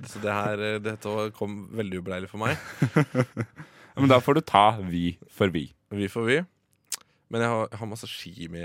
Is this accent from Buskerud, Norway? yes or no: yes; Drammen, Buskerud, Norway; Jeg er fra Drammen.